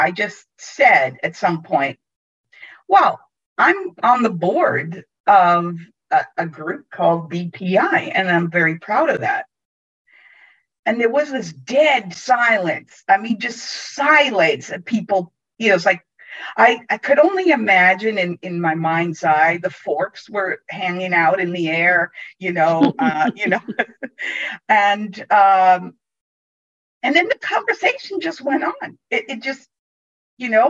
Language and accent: English; New York City, New York, United States; also born or lived in Italy; I was born in Italy. Mm-hmm. And grew up in New York City